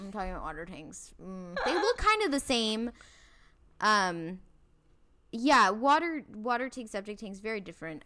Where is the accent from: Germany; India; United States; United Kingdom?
India; I'm from India